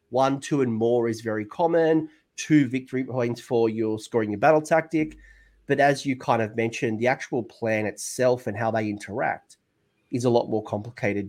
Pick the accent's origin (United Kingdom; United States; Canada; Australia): Australia; that's me being too Australian